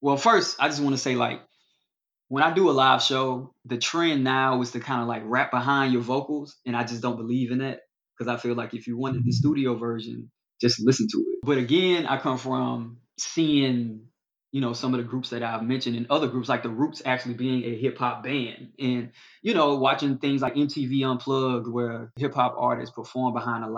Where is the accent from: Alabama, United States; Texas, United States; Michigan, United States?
Alabama, United States; the South; I'm from the South and I'm a quote lyrical rapper